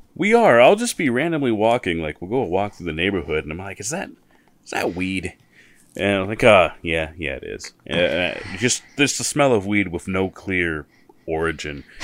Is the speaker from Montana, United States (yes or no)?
yes; Missoula, Montana, United States; I'm from Missoula and I've lived in other places in Montana